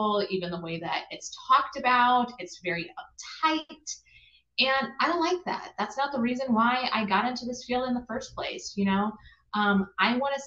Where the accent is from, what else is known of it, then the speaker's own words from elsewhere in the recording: Midwest, United States; moved away as an adult; also born or lived in Appalachia; now in New York, United States; I grew up in the Midwest, and then I've also lived in Appalachia, as well as right now I live in the Northeast